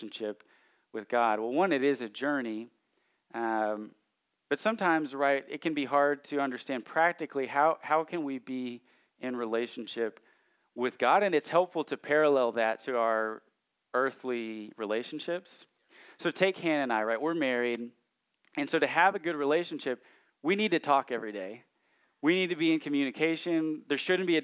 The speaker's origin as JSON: {"language": "English", "region": "Central Arkansas", "country": "United States", "tie": "born or raised there", "said": "I grew up in Central Arkansas, and we sing hymns in my church"}